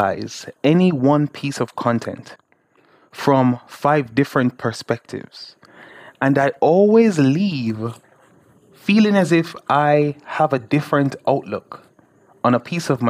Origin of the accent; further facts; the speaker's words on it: Jamaica; I'm a Jamaican, and I live in the small island of Jamaica.